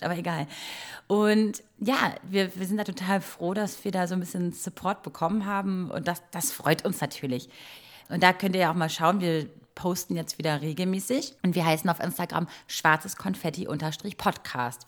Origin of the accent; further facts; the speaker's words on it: Croatia; moved away; ich bin in Kroatien groß geworden